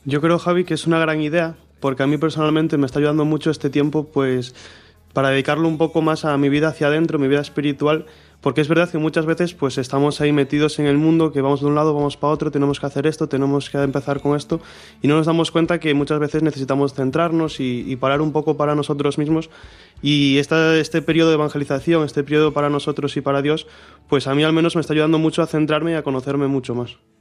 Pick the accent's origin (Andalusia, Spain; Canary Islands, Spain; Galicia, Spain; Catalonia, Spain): Galicia, Spain; Marín; tengo 19 años, soy de Marín